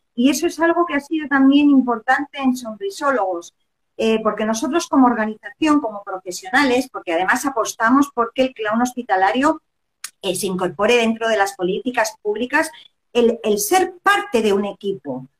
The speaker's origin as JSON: {"language": "Spanish", "region": "Basque Country", "country": "Spain", "also_born_or_lived": "Barcelona", "moved": "as an adult", "lives_now": "Chile", "said": "yo llevo 17 años en Chile, yo soy del norte de España, del País Vasco"}